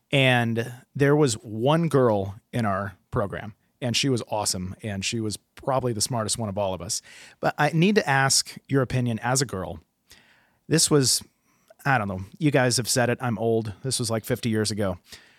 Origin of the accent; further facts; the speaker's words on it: West Coast, United States; I'm from the West Coast and I'm old.